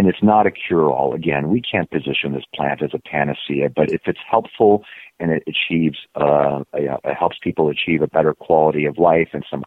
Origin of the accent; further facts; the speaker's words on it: Germany; moved away; I was originally from Germany and very traditional conservative